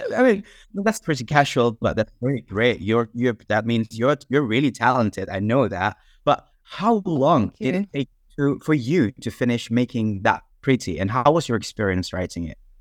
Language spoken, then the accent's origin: English; Indonesia; now in York, United Kingdom; I'm from Indonesia, but I'm currently not in Indonesia. I'm in York currently.